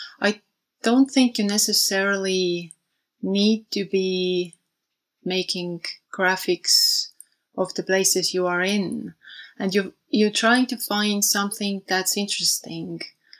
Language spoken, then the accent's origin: English; Tallinn, Harju County, Estonia; also born or lived in London, United Kingdom; when I came back to Tallinn, where I'm from